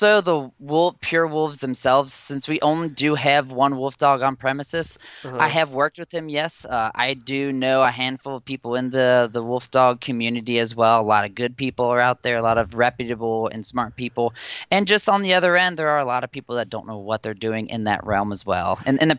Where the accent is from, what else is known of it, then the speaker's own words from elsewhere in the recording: Cincinnati, Ohio, United States; moved away as an adult; now in Louisville, United States; I am originally from Cincinnati, Ohio, kind of the tri-state area on the river there, and between Ohio, Indiana, and Kentucky. And I have moved to Louisville, Kentucky now, about a year and odd months ago.